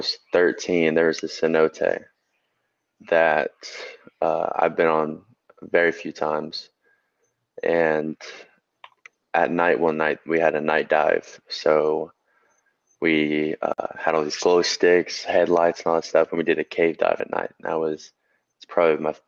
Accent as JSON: {"language": "English", "region": "Georgia", "country": "United States", "said": "my home state"}